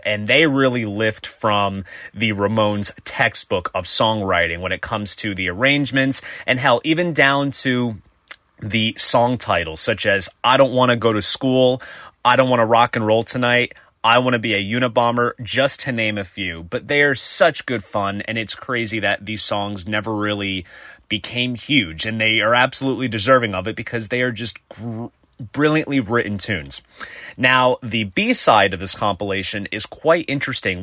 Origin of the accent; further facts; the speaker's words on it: New Jersey, United States; my home state of New Jersey